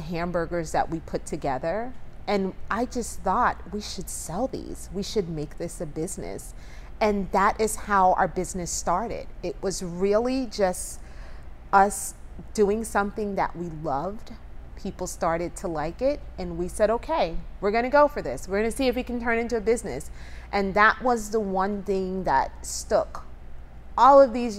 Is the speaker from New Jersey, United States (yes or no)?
yes; Asbury Park, New Jersey, United States; moved away as an adult; also born or lived in New York; now in Charleston, United States; I grew up in a small town in New Jersey, Asbury Park, New Jersey